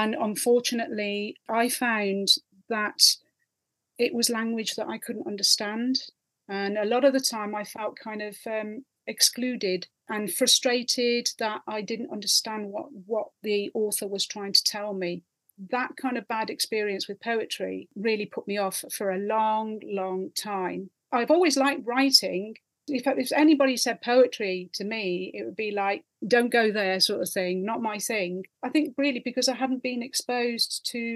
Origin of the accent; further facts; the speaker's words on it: Worcester, West Midlands, United Kingdom; moved away as an adult; also born or lived in London; I was born in Worcester and brought up in Worcester, which is where I am now